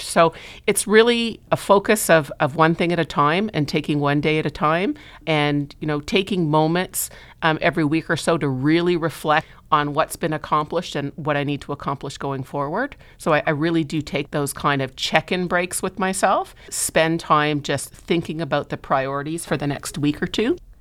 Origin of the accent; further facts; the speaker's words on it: Montreal, Quebec, Canada; now in Toronto, Canada; I'm originally from Montreal, so I moved to Toronto, oh God, I can't believe how long ago it is now, nineteen ninety-one